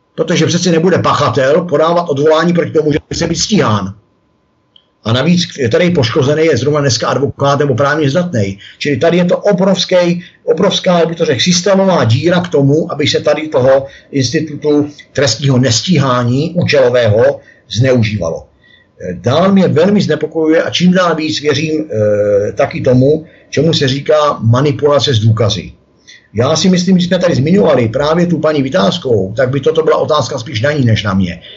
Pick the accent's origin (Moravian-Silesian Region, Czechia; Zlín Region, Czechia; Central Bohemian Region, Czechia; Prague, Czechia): Central Bohemian Region, Czechia; Mělník; jsem mraveneček z Mělníka